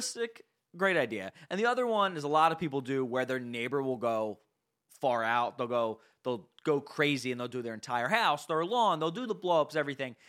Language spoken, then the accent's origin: English; New Jersey, United States; I'm from New Jersey, I mean, we're from New Jersey, we're in the Northeast